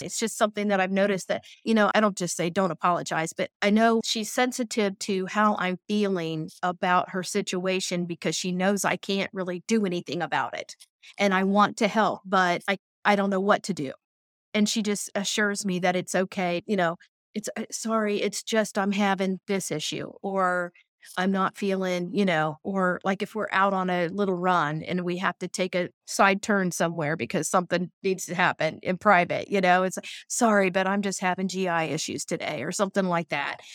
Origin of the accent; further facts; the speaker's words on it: Tipp City, Ohio, United States; I'm from Tip City, Ohio